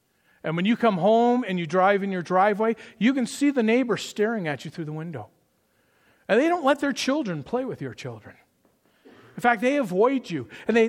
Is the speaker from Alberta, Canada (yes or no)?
no; Toronto, Ontario, Canada; But growing up in Toronto in the 80s and the 90s, the … was my favorite Christian rock band.